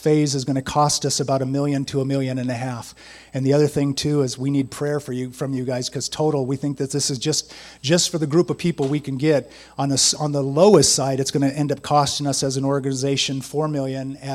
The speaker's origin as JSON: {"language": "English", "town": "San Diego", "region": "California", "country": "United States", "tie": "born or raised there", "said": "I grew up in San Diego"}